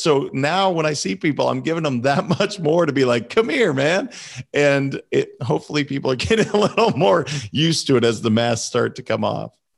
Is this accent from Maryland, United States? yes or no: no; Montana, United States; I'm a kid from Montana. that's not necessarily something that we grew up talking about.